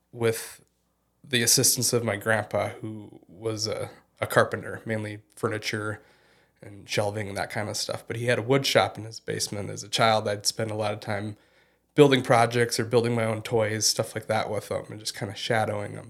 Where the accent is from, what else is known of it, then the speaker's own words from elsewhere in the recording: Fergus Falls, Minnesota, United States; moved away as an adult; also born or lived in Portland, Oregon; I was born and raised in, in Fergus Falls and did, uh, all my schooling in, in the community until I graduated high school.